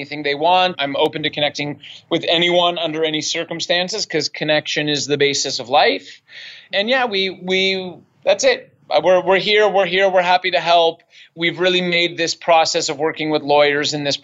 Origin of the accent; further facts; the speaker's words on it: Toronto, Ontario, Canada; moved away; also born or lived in Montreal / Vancouver; I'm from Canada. I'm Canadian